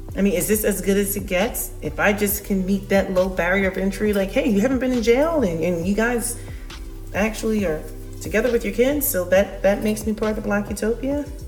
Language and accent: English; United States; I am American. I was born here